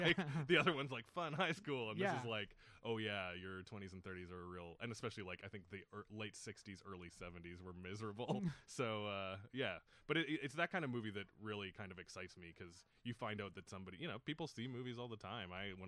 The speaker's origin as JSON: {"language": "English", "town": "Edmonton", "region": "Alberta", "country": "Canada", "tie": "born or raised there", "said": "I grew up in Edmonton, and we have like, they did a very good job of preserving their historic theaters there."}